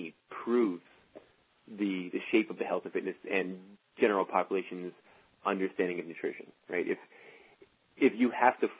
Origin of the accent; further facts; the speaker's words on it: Canada; being Canadian